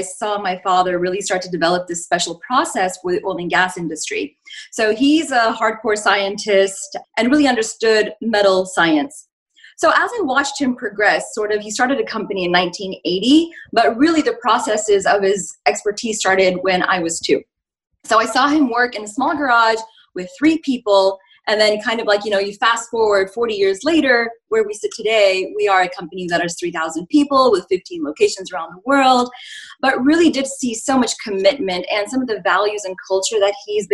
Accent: Houston, Texas, United States; moved away as an adult; also born or lived in India; born in India, but raised here in the United States in Houston, Texas, which I call home.

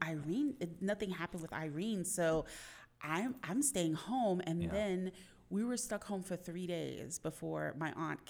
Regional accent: New York City, New York, United States; also born or lived in Elmhurst, Queens; I'm a Queens girl.

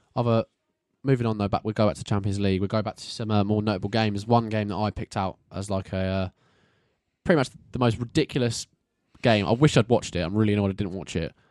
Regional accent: England, United Kingdom; we're English boyos

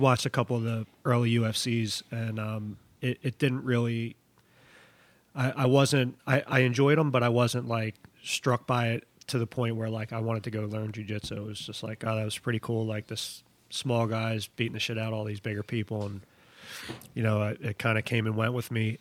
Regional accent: Philadelphia, Pennsylvania, United States; I'm from Philly, I'm a, I I come all the way up here up north

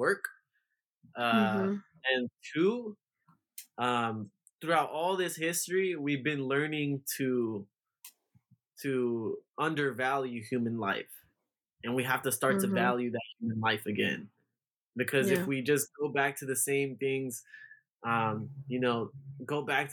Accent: United States; I'm just somebody who lived here in America my whole life

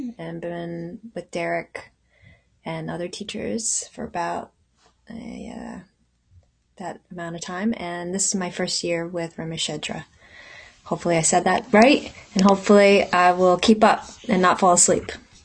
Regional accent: Katonah, New York, United States; I hail from Katona, New York. I joined Westchester Buddhist Center in 2015 and been with Derek and other teachers

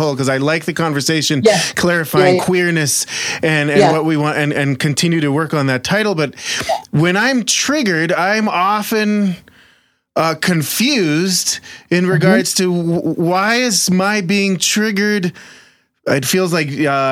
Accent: Jerusalem, Jerusalem District, Israel; moved away; I grew up in Jerusalem, Israel, occupied Palestinian territories.

